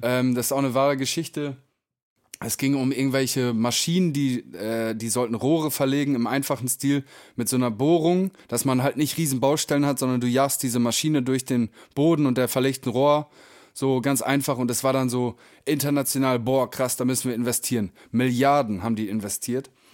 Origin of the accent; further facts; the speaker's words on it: Emsland, Lower Saxony, Germany; wir kommen ja beide aus dem Emsland